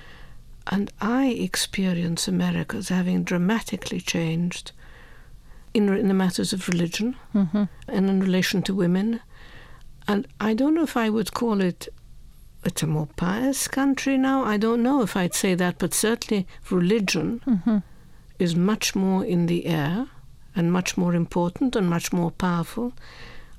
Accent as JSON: {"language": "English", "country": "Egypt", "tie": "born or raised there", "moved": "yes", "lives_now": "United States", "said": "my Christian friends thought that Christianity meant growing up in Egypt"}